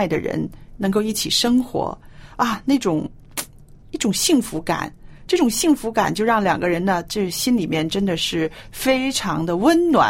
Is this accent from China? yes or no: yes; China; 有的人会说：“哎呀，我们中国人呢，已经失去了啊，中国最美好的传统，是不是？”